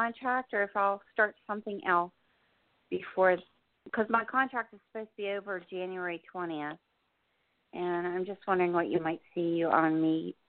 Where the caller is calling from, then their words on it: New Jersey, United States; Hi, this is … in New Jersey.